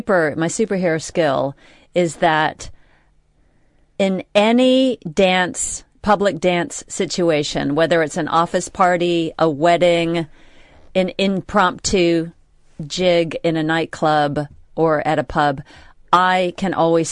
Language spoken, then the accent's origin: English; United States; moved away as an adult; now in United Kingdom; I moved here in the mid-80s. Yeah. Or, you know, 84. And as an American...